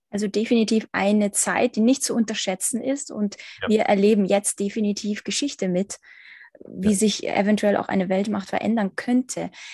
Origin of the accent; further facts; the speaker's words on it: Ukraine; ich zum Beispiel als Ukrainerin